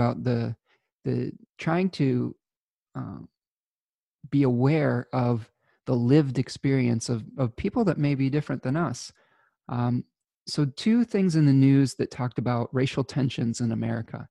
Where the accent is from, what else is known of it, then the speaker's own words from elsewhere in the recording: Michigan, United States; my home state of Michigan